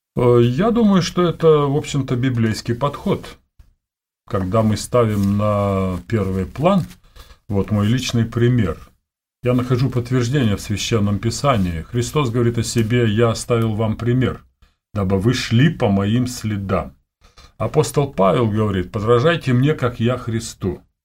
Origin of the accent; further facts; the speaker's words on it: Siberia, Omsk Oblast, Russia; moved away as an adult; also born or lived in Almaty / Bishkek (Frunze); Родился я в Сибири, вот, в холодной, в Омской области – после 10 классов э, переехал в Омск, областной город большой.